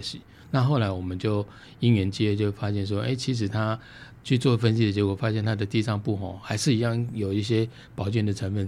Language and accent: Chinese; Taiwan; 我们台湾人